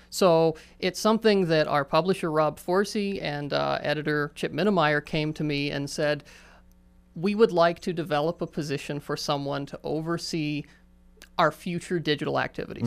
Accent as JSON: {"language": "English", "town": "Johnstown", "region": "Pennsylvania", "country": "United States", "tie": "born or raised there", "said": "Johnstown is my hometown"}